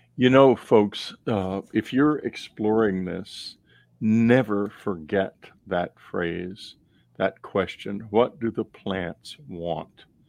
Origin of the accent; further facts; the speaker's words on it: Texas, United States; When I was growing up in Texas, the Baptist Church was fighting always to keep Texas dry